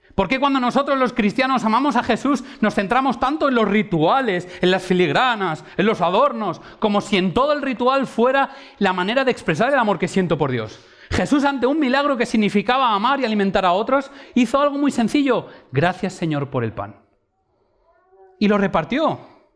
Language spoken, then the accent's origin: Spanish; Valencian Community, Spain; mi pueblo en Valencia